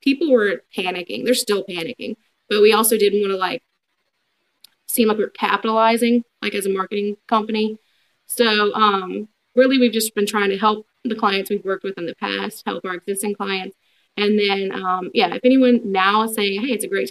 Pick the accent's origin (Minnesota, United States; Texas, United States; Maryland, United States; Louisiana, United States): Louisiana, United States; Baton Rouge; now in Denham Springs, United States; growing up in Baton Rouge